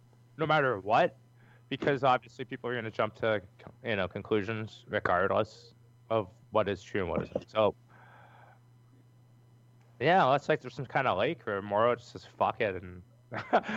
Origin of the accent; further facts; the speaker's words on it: Canada; I'm Canadian